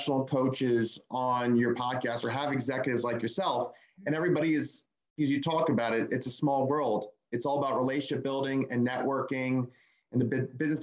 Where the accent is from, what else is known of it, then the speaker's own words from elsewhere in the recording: Northern New Jersey, United States; now in Orlando, United States; We're originally from the New York area, both sides of the family, Northern Jersey